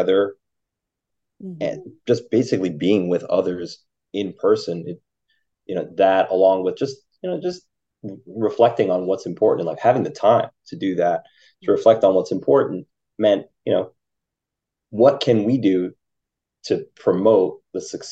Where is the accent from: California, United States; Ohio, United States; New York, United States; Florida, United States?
New York, United States; Westchester; also born or lived in Philadelphia; now in New York City, United States; I'm from Westchester originally, so I grew up like about a half hour, 45 minutes outside the city, tri-state area